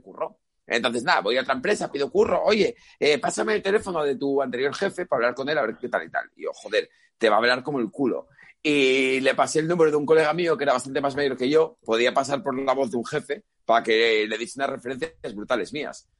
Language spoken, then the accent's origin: Spanish; Asturias, Spain; soy asturiano, vivo en Asturias y no tengo estudios